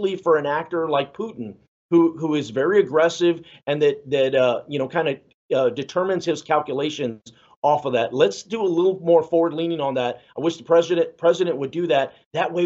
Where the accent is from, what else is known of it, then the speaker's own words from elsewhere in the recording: San Antonio, Texas, United States; I'm Mexican American, you know, and I'm from San Antonio